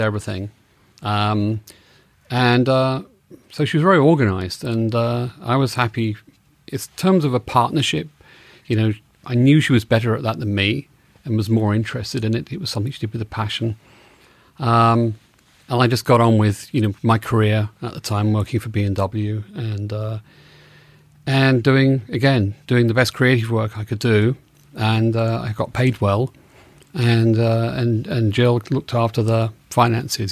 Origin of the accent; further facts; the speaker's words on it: England, United Kingdom; moved away as an adult; also born or lived in New York / Los Angeles; now in United States; I'm from England, and I moved to America in nineteen eighty-seven